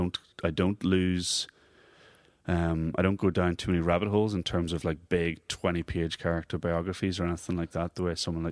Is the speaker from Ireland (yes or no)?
yes; Monaghan, Ulster, Ireland; also born or lived in Belfast, United Kingdom; Well, I was born in Belfast, but my formative years were in Monaghan.